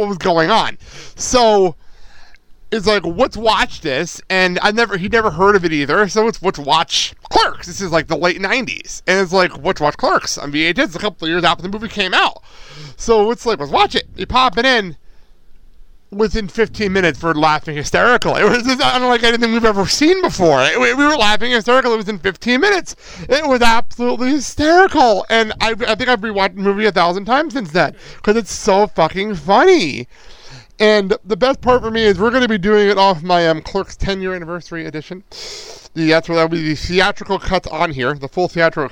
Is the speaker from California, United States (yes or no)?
no; Garfield, New Jersey, United States; I'm from Jersey, and Garfield, New Jersey, a little town in Bergen County